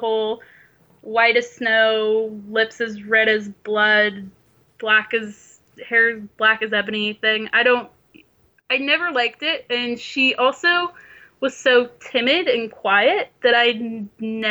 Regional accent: St. Louis, Missouri, United States; I'm from St. Louis.

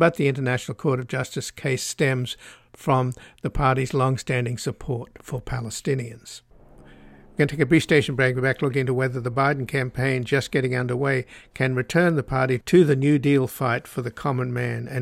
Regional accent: Australia; I'm Australian

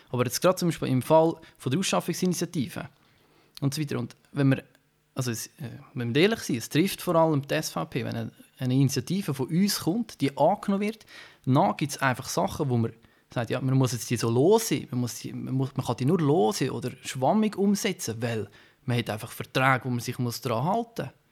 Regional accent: Switzerland; wir, wir in der Schweiz, als Schweizer Staatsbürger, wir haben sehr viele politische Mitwirkungsmöglichkeiten.

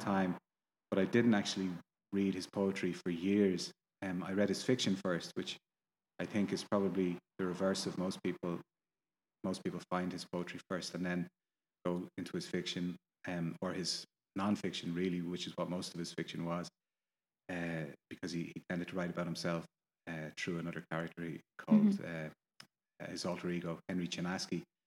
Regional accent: Ireland; I'm Irish. I live here

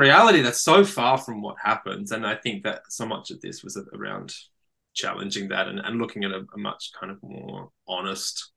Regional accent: Australia; as a man growing up in Australia

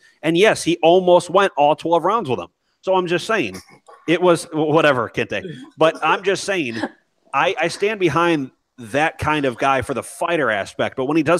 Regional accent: Ireland; and myself being Irish, yeah, I stand for the Irish fighter

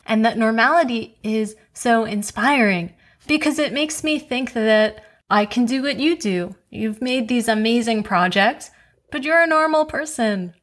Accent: New York City, New York, United States; I grew up in Queens

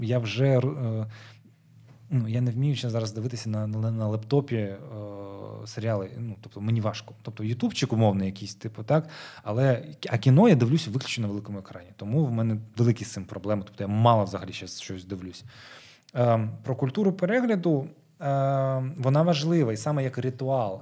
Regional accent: Crimea, Ukraine; moved away as an adult; now in Kyiv, Ukraine; в ПГТ, звідки я родом

